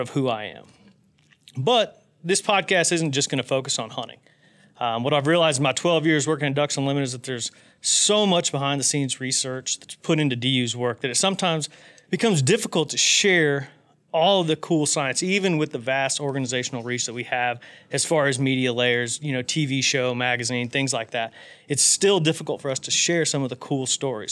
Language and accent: English; West Central Indiana, United States; I grew up in West Central Indiana